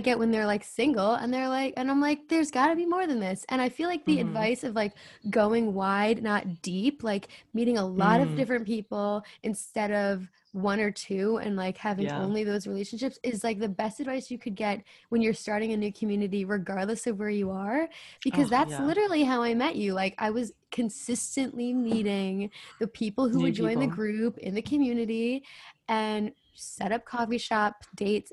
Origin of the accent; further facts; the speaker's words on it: New Jersey, United States; I'm from New Jersey